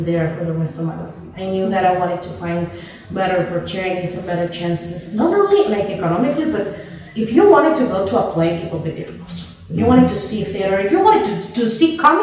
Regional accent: State of Mexico, Mexico; English is a second language; I was born in Mexico City, but then I lived 20 years in Estado de Mexico

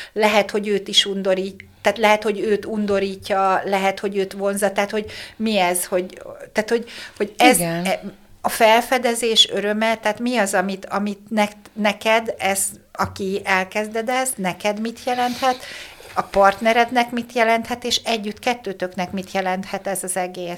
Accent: Hungary; én vidéki lány vagyok

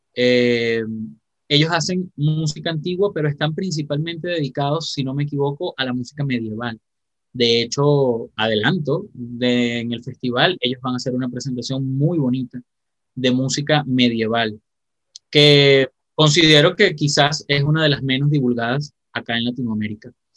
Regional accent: Venezuela; soy de Venezuela

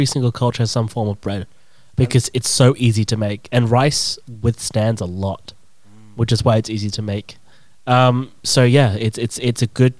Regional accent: England, United Kingdom; born or raised there; now in Australia

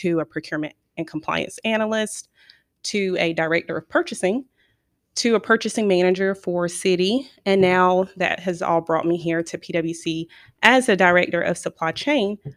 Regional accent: Edgecombe County, North Carolina, United States; I'm from Edgecombe County

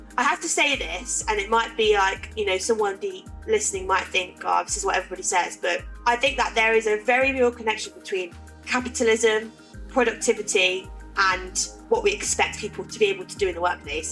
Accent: Leicester, East Midlands, United Kingdom; moved away as an adult; now in Manchester, United Kingdom; I moved up here from Leicester, where I'm from, to go to Salford Uni

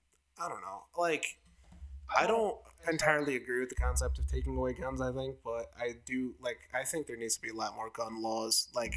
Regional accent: Niskayuna, New York, United States; we come from, like, New York State, and we come from Niskayuna, which is, like, a good school among New York State standards.

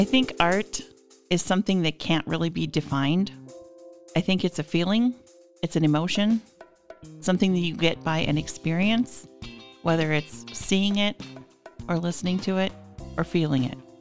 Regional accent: Minnewaukan, North Dakota, United States; now in Minot, United States; I grew up in Minnewakan, which is smaller than Devil's Lake, about five hundred people.

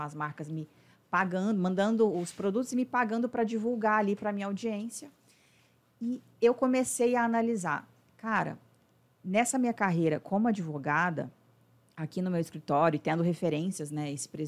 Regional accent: Uberlândia, Minas Gerais, Brazil; passei na época na universidade lá da minha cidade, Federal de Uberlândia.

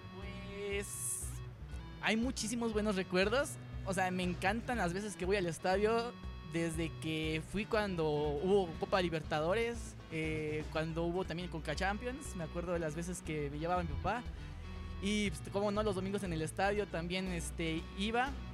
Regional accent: Toluca, State of Mexico, Mexico; soy de aquí de Toluca

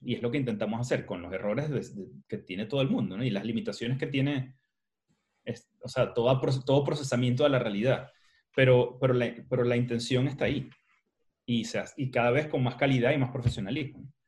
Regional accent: Maracaibo, Zulia, Venezuela; yo como soy maracucho

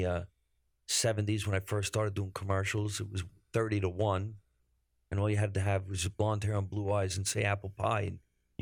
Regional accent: Jersey City, New Jersey, United States; I grew up by the city.

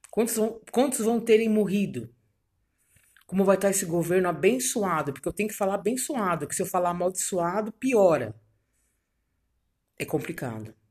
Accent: São Paulo, Brazil; Vim eu, de São Paulo.

